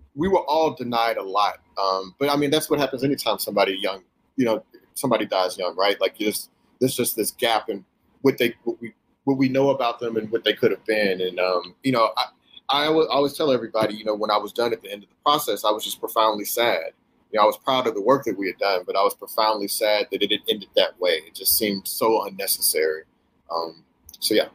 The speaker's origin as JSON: {"language": "English", "town": "Houston", "region": "Texas", "country": "United States", "tie": "born or raised there", "said": "growing up in Houston or whatever, same you know same deal for me"}